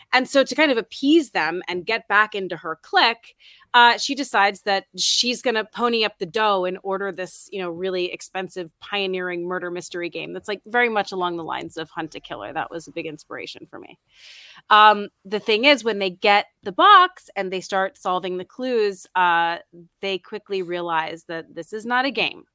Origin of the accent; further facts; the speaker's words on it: New York City, New York, United States; I'm from New York City